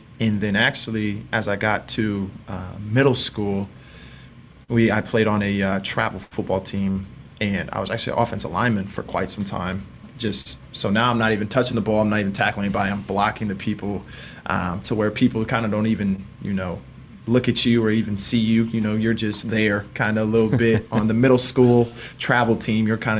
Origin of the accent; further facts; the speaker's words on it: Indiana, United States; You know, we're big Colts fans. We're from Indiana, big Colts fans.